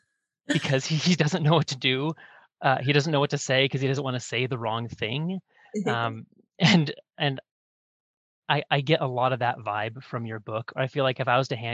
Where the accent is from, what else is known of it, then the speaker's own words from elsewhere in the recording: Bellingham, Washington, United States; moved away; I'm from Bellingham, Washington